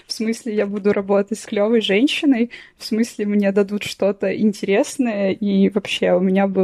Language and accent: Russian; Voronezh, Voronezh Oblast, Russia; Я из Воронежа, да, я из Воронежа совсем. Ну, то есть я родилась